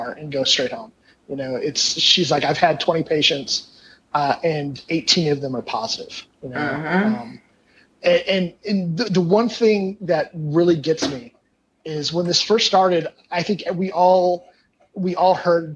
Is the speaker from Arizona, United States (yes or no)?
yes; Kingman, Arizona, United States; moved away; I grew up, I was born in Kingman. I grew up on Irving and Sierra Vista